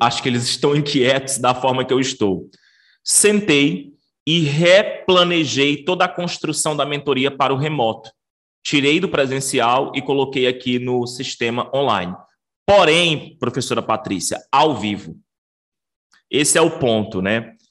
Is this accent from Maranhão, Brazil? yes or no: yes; Maranhão, Brazil; also born or lived in Rio Grande do Sul / Belém, Pará; eu sou maranhense e estou na cidade de Imperatriz, que é a segunda maior cidade do estado do Maranhão